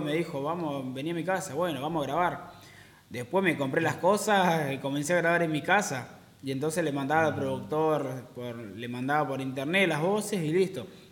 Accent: Neuquén, Argentina; also born or lived in Villa Regina, Río Negro; yo soy de Neuquén

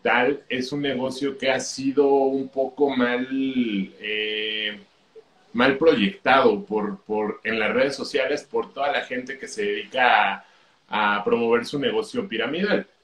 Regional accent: Mexico; yo soy de México

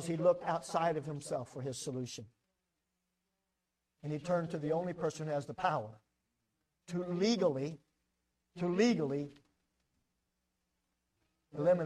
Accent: United States; I'm an American

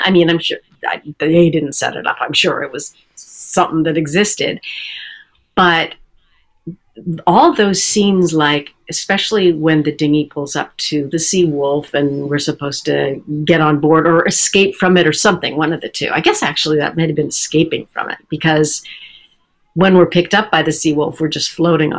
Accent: Canada; it was shot in Vancouver, and I'm Canadian.

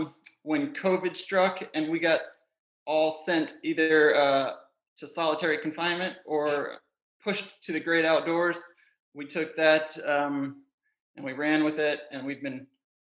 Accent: Atlanta, Georgia, United States; now in Austin, United States; I did do my growing up in Atlanta, Georgia, but also got the family here, which means that this is what I call home and where I'm from, essentially.

